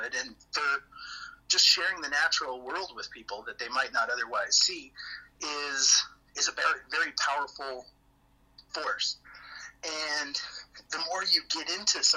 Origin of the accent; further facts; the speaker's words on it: Alaska, United States; I live here in Alaska. It's my hometown.